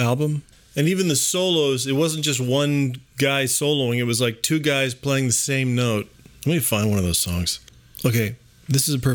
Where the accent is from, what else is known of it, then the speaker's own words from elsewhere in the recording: Arizona, United States; when I grew up in Arizona